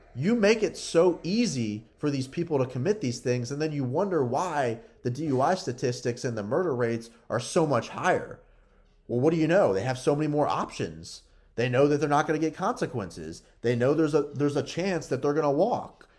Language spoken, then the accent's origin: English; United States; we, as American citizens